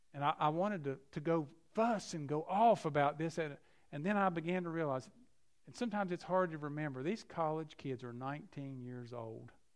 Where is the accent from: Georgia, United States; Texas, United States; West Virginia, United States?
West Virginia, United States; Keystone; I grew up in McDowell County in a place near Keystone, West Virginia